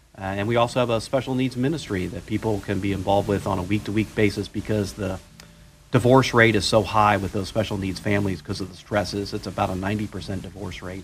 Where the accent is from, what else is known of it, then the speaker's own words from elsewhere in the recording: Florida, United States; now in Myrtle Beach, United States; I grew up in Florida